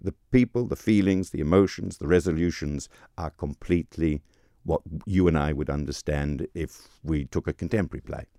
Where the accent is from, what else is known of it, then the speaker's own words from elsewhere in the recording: New Zealand; moved away as an adult; also born or lived in England / Germany; I am from New Zealand, um, uh, trained in New Zealand and then trained in England and then trained in Germany.